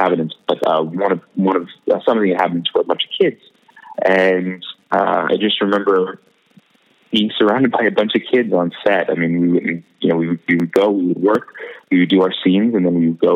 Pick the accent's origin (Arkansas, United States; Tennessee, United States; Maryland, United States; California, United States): California, United States; Los Angeles; also born or lived in Brooklyn, New York; when my family moved to Los Angeles when I was about seven, I continued taking classes there